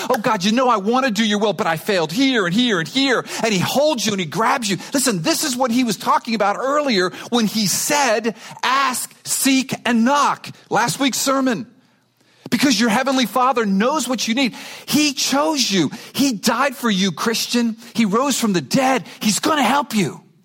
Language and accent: English; Miami, Florida, United States; I grew up in Miami.